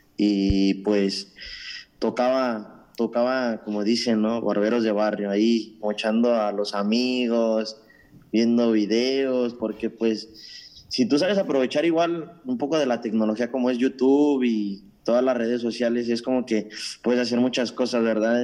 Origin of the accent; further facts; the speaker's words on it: Mexico; now in Toronto, Canada; Soy originario de México